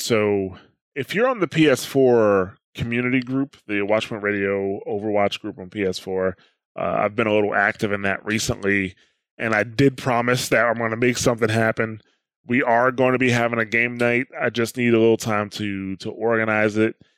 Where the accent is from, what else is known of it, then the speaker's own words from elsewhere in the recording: New Jersey, United States; I'm from New Jersey. That's just the way I talk